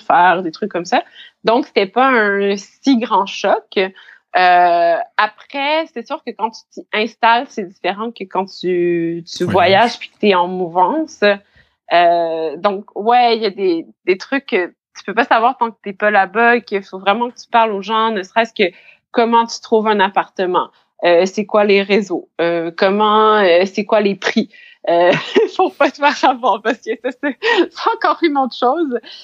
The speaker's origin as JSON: {"language": "French", "town": "Saint-Hyacinthe", "region": "Quebec", "country": "Canada", "tie": "born or raised there", "also_born_or_lived": "Montreal", "first_language": "French", "moved": "as an adult", "lives_now": "Abidjan, Côte d'Ivoire", "said": "je suis canadienne, québécoise. J'ai grandi à Saint-Hyacinthe, en Montérégie."}